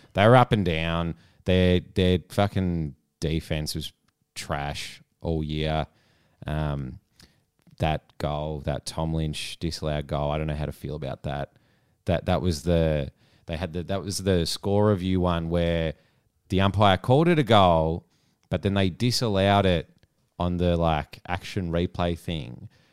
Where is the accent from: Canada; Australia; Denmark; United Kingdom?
Australia; I'd say Aussie